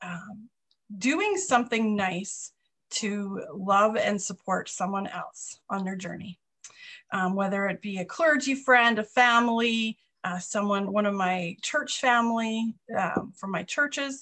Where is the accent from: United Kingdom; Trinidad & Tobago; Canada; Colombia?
Canada; now in North Dakota, United States; I am Canadian, but I live here